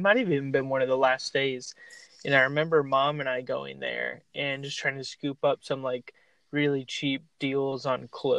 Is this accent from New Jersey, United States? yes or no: no; Indian River County, Florida, United States; We're both from Indian River County, Florida